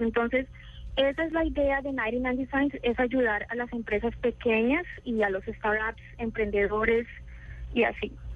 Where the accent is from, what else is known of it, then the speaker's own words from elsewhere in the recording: Colombia; accent: Colombian; now in San Francisco, United States; yo soy de Colombia.